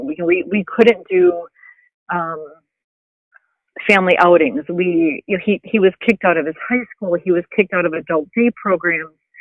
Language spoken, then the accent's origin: English; Wisconsin, United States; moved away as an adult; also born or lived in Missouri; now in California, United States; we're from Wisconsin